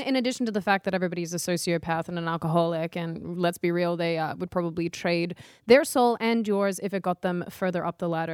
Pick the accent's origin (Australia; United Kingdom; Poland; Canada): Australia; moved away; my home country